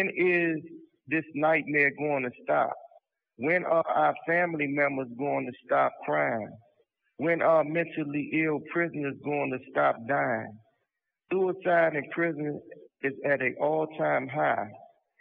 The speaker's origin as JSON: {"language": "English", "town": "Washington", "region": "District of Columbia", "country": "United States", "said": "I am from Washington, D.C."}